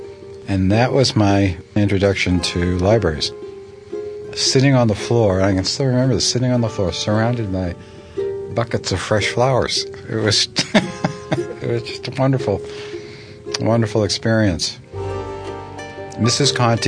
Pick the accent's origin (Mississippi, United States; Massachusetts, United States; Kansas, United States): Massachusetts, United States; Beverly; When I was a kid, I grew up in North Beverly, Massachusetts. There was a branch of the Beverly Public Library within walking distance.